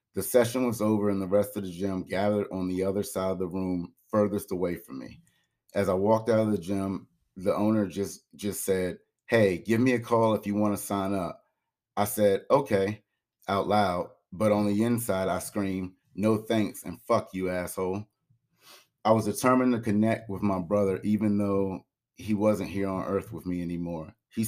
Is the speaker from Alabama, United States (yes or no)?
no; Maryland, United States; I decided to have a celebration of life for my brother Curtis back where I grew up in Maryland.